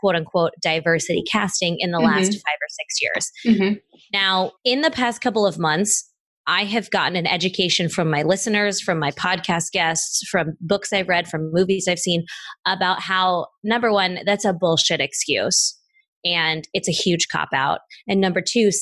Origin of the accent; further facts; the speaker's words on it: Midwest, United States; moved away; also born or lived in Los Angeles; I grew up in the Midwest